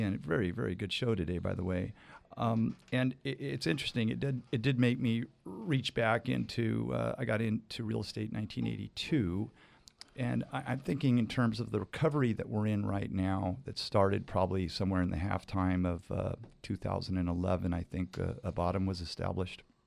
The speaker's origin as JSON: {"language": "English", "town": "Fresno", "region": "California", "country": "United States", "tie": "born or raised there", "also_born_or_lived": "Cayucas, California", "moved": "as an adult", "lives_now": "Cayucos, United States", "said": "I was born and raised in Fresno"}